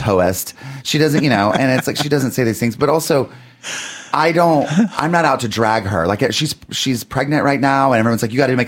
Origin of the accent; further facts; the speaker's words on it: Lincolnton, North Carolina, United States; moved away; also born or lived in Columbia; I was born in Columbia, but I grew up out in Lincolnton, North Carolina, which is about an hour west of Charlotte